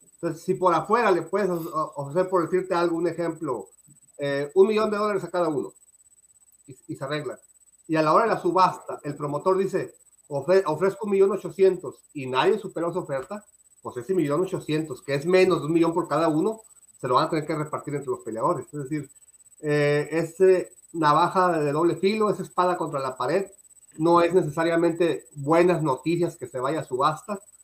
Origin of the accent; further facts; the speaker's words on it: Mexico; a mí como mexicano